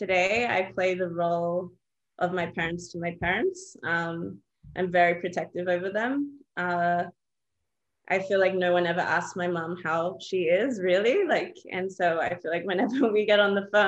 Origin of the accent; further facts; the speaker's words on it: Australia; I grew up in Australia. My parents immigrated from Palestine and Jordan.